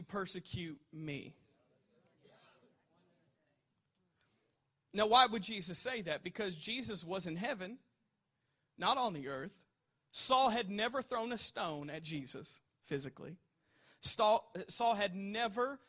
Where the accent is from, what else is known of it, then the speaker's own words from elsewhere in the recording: United States; we're a Christian before we're American